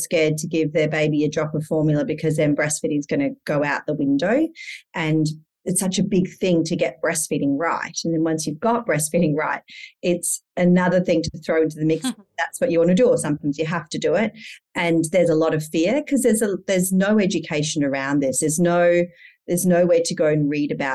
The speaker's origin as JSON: {"language": "English", "town": "Perth", "region": "Western Australia", "country": "Australia", "moved": "yes", "lives_now": "Indonesia", "said": "I'm from Perth. We live in Indonesia as a family."}